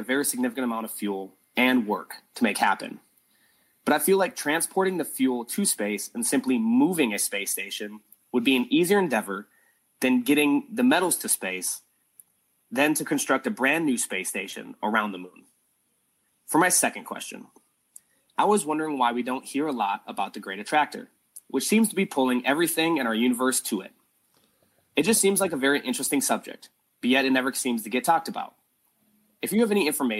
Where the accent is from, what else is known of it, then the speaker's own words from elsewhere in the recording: South Dakota, United States; now in San Diego, United States; I am originally born and raised from the Great Plains of South Dakota in the U.S.